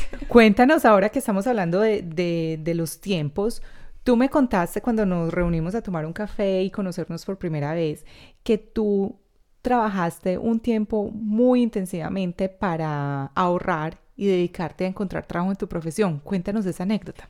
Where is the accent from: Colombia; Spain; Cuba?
Colombia; now in Australia